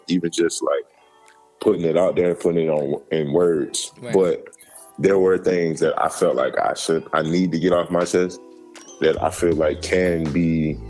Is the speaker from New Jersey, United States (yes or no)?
no; Georgia, United States; I'm from Georgia